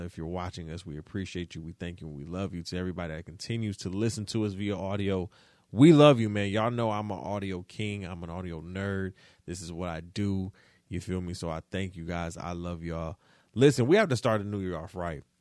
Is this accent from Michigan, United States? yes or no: yes; Detroit, Michigan, United States; moved away; I'm from Detroit